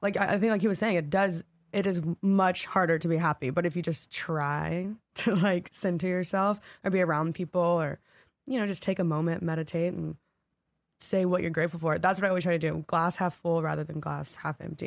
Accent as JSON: {"language": "English", "region": "the South", "country": "United States", "said": "I'm from the South and, like, redneck area"}